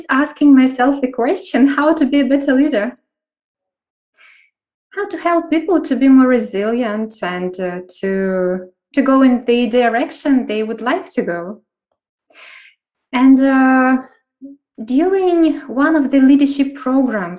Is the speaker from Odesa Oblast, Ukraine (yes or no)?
no; Kyiv, Ukraine; I'm from Ukraine, from Kyiv, and working internationally